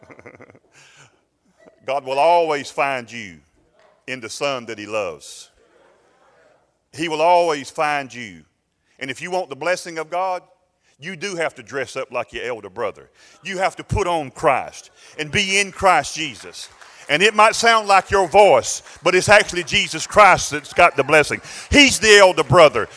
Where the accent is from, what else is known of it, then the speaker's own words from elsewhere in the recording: United States; as American people